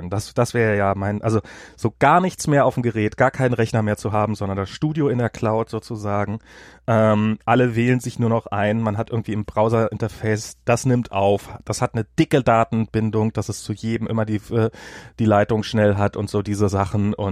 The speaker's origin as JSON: {"language": "German", "country": "United States", "second_language": "German", "said": "hier für mich als Amerikaner."}